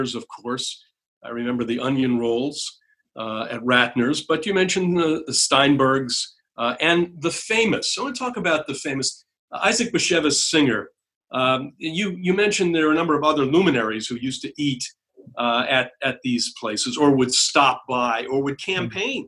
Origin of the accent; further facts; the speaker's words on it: New Hampshire, United States; I was raised in New Hampshire